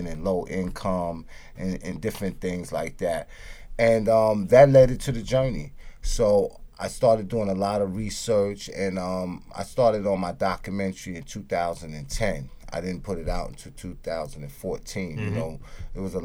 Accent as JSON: {"language": "English", "town": "New York City", "region": "New York", "country": "United States", "tie": "born or raised there", "said": "that path started very early on in my life growing up in the Bronx as well as Harlem"}